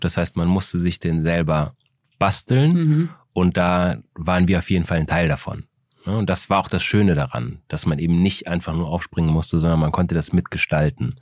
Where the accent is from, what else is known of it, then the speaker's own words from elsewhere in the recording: Aachen, North Rhine-Westphalia, Germany; also born or lived in Austria; ich bin 1973 in, in Österreich aufgewachsen. Dann habe ich da die ersten sechs Jahre gewohnt, bin dann nach Aachen gezogen